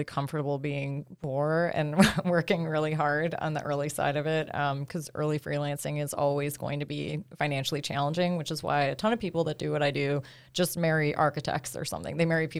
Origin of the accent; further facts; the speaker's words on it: Cleveland, Ohio, United States; Cleveland. Can you hear it?